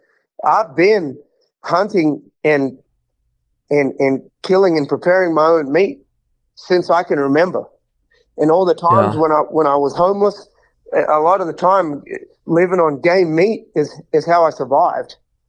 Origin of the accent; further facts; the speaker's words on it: Houston, Texas, United States; So in 2020, when the pandemic hit, I was living in Houston. So I was at my hometown rodeo, the big Houston rodeo, the biggest one of them all.